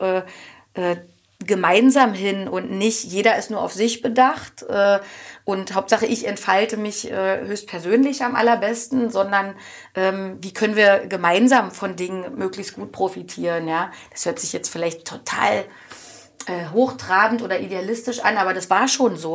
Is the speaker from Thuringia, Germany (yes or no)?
no; Oranienburg, Brandenburg, Germany; Das ist bei mir der Bereich ähm, Erzberger Straße, da bin ich groß geworden